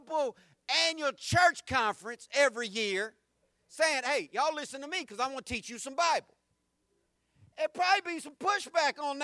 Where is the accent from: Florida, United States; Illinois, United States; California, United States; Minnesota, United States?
Florida, United States; Jacksonville; I grew up in the South. I grew up in this city. I understand how racially backwards Jacksonville is